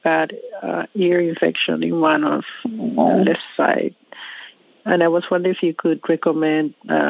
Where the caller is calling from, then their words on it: Toronto, Ontario, Canada; I'm calling from Toronto